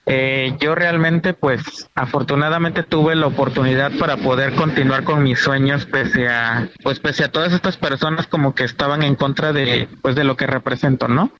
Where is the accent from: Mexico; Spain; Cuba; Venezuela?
Mexico; Betania; en mi pueblo ni siquiera hay señal de teléfono